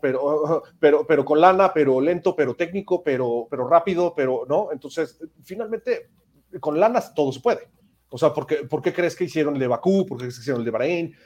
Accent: Mexico; como mexicano

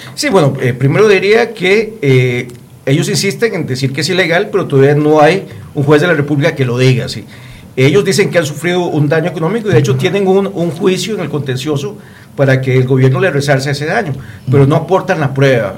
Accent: Costa Rica; nosotros como ciudadanos, como costarricenses

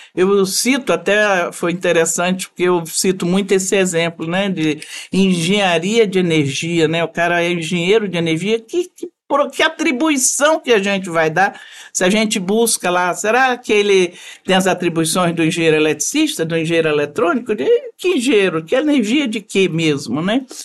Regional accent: Espírito Santo, Brazil; moved away as an adult; also born or lived in Vitória; now in Brasília, Brazil; eu sou formada em Vitória, sou capixaba, formada em Vitória. Mas em menos de dois meses de formada, eu fui para Brasília e fiz toda a minha vida profissional lá

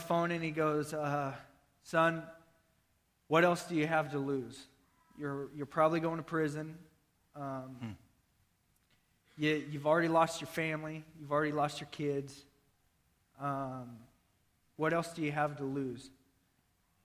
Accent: Nebraska, United States; I'm from Nebraska, Iowa

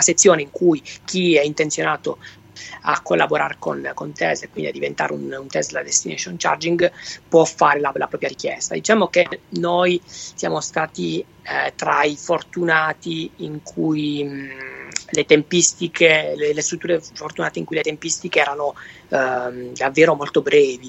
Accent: Venosa, Basilicata, Italy; now in Bologna, Italy; il mio accento non, non tradisce, sono originale della Basilicata

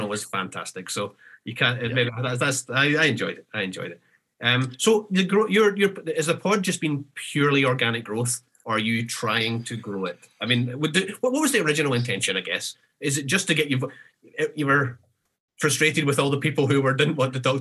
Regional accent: Scotland, United Kingdom; as a Scottish guy

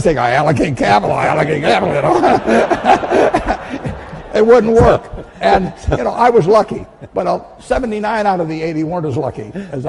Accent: United States; I won the ovarian lottery when I was born in the United States in 1930.

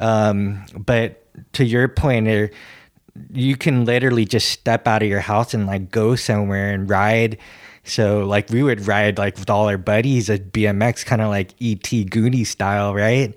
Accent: San Francisco, California, United States; growing up in San Francisco? you know, it was a pretty pretty huge skate scene.

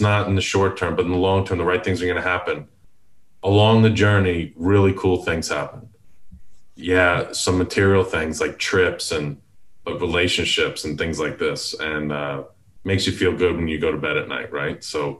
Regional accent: Houston, Texas, United States; And I'm from Houston.

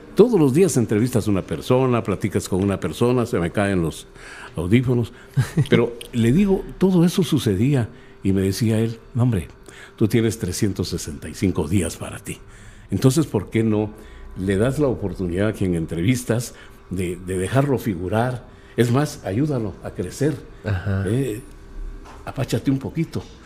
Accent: Guatemala City, Guatemala Department, Guatemala; born or raised there; also born or lived in Jutiapa, Guatemala / Chiquimula, Guatemala

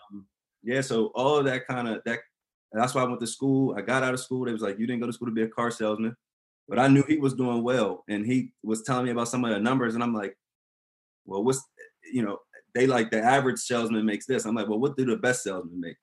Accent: Delaware, United States; also born or lived in Maryland; I was born in, in Maryland, but I'm I was really raised in Delaware.

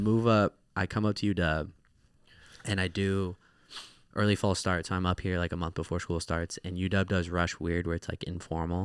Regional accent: Orange County, California, United States; also born or lived in Sacramento, California; grew up where I was born in Orange County, California

